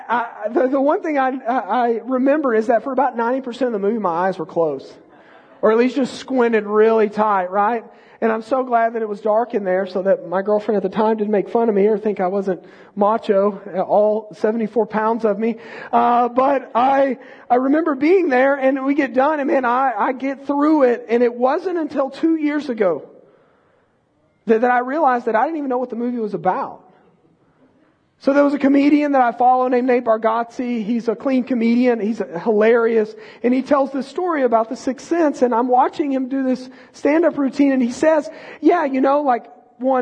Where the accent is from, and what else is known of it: Texas, United States; born or raised there